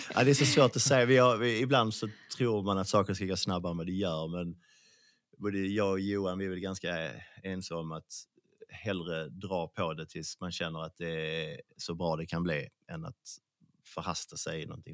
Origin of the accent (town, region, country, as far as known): Skåne, Sweden; accent: Scanian (skånska)